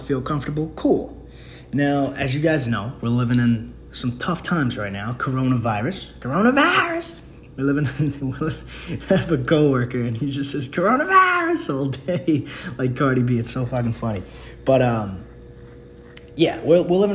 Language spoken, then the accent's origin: English; New York, United States; I'm from New York.